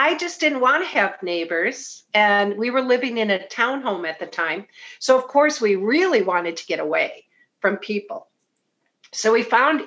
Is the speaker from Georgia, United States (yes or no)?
no; Bloomington, Minnesota, United States; I'm from Bloomington, went to Olson, then Jefferson. I grew up around Highland Hills